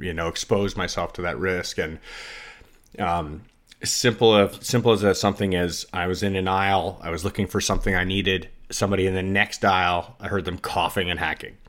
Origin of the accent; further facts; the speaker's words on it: United States; as an American living in America